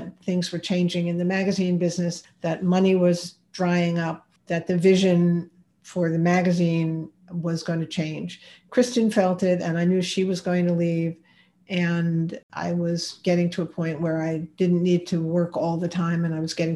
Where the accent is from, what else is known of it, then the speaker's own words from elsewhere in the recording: New York, United States; I'm a New Yorker